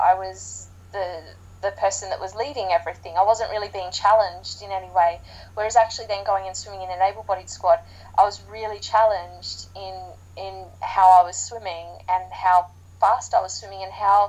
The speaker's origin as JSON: {"language": "English", "town": "Sydney", "region": "New South Wales", "country": "Australia", "tie": "born or raised there", "moved": "yes", "lives_now": "United Kingdom", "said": "being Australian, growing up in Sydney"}